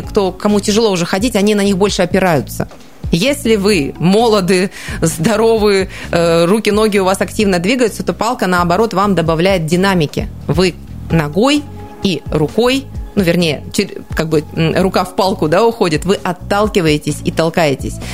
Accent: Siberia, Russia; also born or lived in Krasnoyarsk; мы, естественно, сибиряки

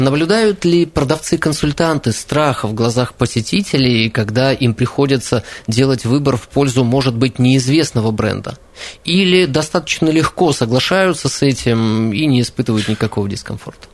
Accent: Krasnoyarsk, Krasnoyarsk Krai, Russia; Я как красноярец

